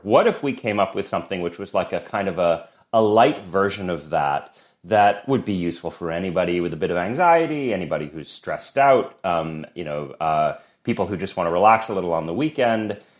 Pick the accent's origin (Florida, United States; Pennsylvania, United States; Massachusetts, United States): Massachusetts, United States; Boston; moved away; also born or lived in New York; I grew up in Boston